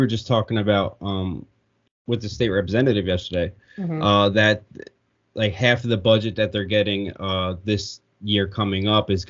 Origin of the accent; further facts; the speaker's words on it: Pennsylvania, United States; we're obviously from Pennsylvania. Our school district is Hatboro-Horsham